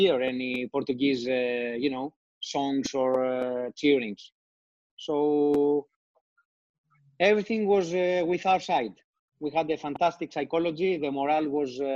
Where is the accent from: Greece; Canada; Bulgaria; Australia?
Greece; I come from Greece.